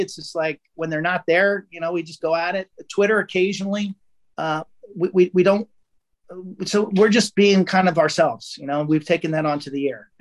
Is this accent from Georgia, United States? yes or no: no; Long Island, New York, United States; I'm from the island